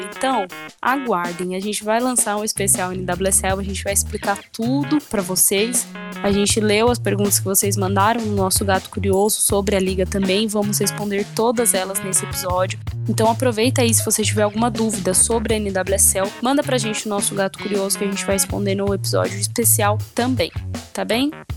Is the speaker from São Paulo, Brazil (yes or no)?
yes; São Paulo, Brazil; a minha terra, como é São Paulo